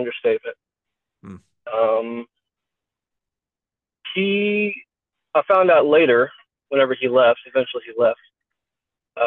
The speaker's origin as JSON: {"language": "English", "region": "Kentucky", "country": "United States", "said": "I'm from Kentucky"}